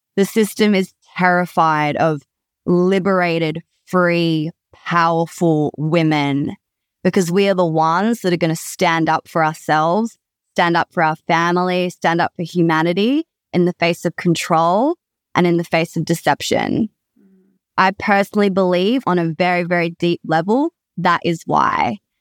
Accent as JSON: {"language": "English", "town": "Perth", "region": "Western Australia", "country": "Australia", "tie": "born or raised there", "said": "I am from Perth, Western Australia, born and bred"}